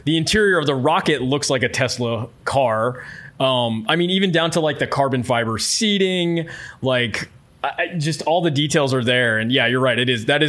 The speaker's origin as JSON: {"language": "English", "region": "Florida", "country": "United States", "tie": "born or raised there", "said": "I grew up in Florida on the Space Coast, so very familiar with all the space programs throughout the 80s and 90s, and even when they sort of cut it in the 2000s."}